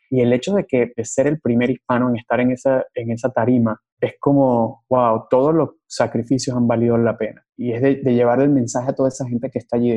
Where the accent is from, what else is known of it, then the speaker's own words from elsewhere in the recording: Venezuela; accent: Venezuelan; siento orgullo de mi acento en inglés y siento orgullo de ser venezolano y siento orgullo de, de quién soy